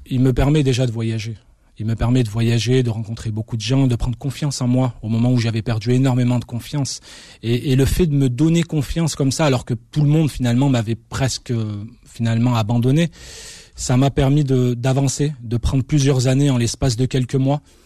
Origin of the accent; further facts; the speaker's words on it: France; also born or lived in Constantine, Algeria (family origin); moi qui avais grandi en France, finalement loin de, de mon pays d'origine